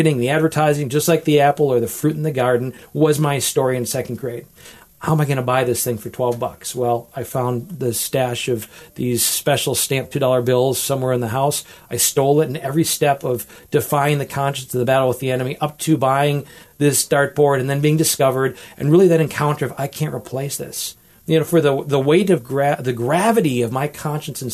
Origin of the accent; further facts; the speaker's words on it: Wisconsin, United States; now in Toledo, United States; I grew up with in Wisconsin.